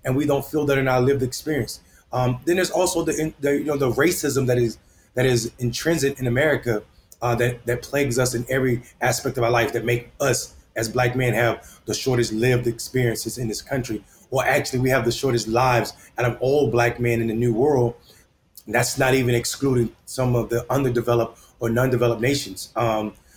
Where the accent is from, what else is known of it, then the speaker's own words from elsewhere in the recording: Enfield, North Carolina, United States; I'm running for mayor of my hometown, Enfield, North Carolina